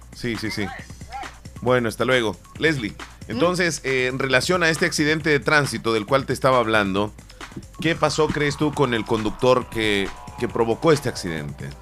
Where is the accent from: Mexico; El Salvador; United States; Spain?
El Salvador; Yo soy cuscatleco, soy salvadoreño, no me gusta que me digan guanaco